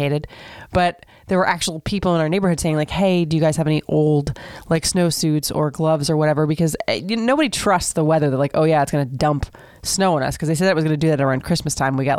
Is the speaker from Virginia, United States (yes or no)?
no; Seminole, Florida, United States; I grew up in Seminole, Florida, very, very small town